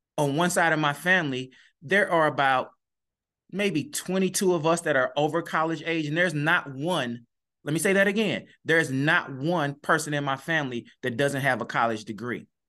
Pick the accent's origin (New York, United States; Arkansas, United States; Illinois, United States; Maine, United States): Illinois, United States; East St. Louis; I'm born and raised in East Saint Louis